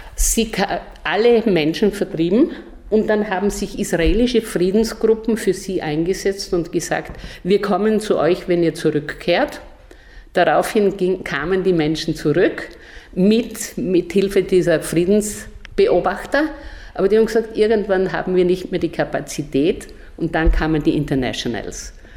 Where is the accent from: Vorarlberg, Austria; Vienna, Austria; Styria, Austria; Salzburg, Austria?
Styria, Austria; southern; moved away; also born or lived in Brazil / Mexico; Ich bin aus der Südsteiermark, ein Bauernkind aus sehr einfachen Verhältnissen